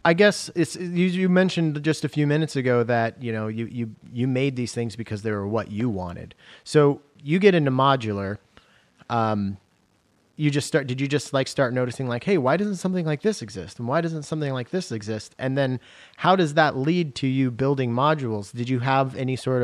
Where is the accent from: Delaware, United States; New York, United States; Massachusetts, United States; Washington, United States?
Washington, United States; now in Seattle, United States; I grew up in Washington State.